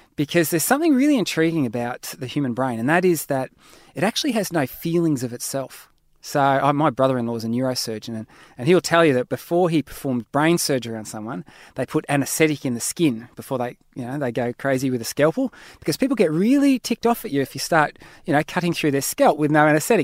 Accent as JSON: {"language": "English", "country": "Australia", "said": "I'm an Aussie"}